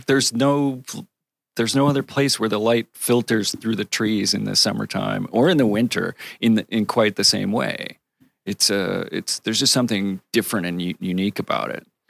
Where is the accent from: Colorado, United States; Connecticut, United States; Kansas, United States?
Connecticut, United States; I grew up in Connecticut